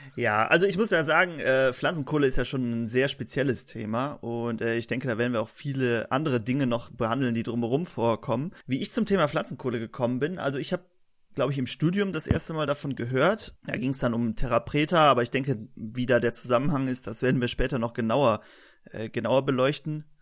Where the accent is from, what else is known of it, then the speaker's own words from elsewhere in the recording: Germany; wir kommen aus Deutschland